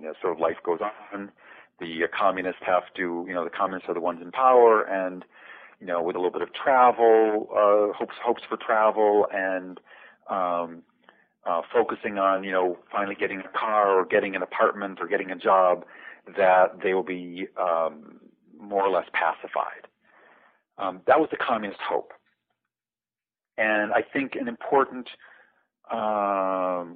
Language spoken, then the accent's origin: English; United States; being an American